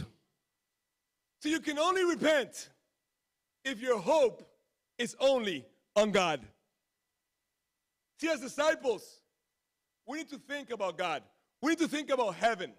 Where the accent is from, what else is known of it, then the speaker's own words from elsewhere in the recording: Florida, United States; I grew up in Florida. I went to Disney World like 20 times because I live so close.